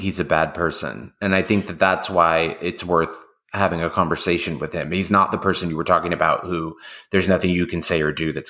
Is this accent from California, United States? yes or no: yes; Oakland, California, United States; Oh, I'm from Oakland.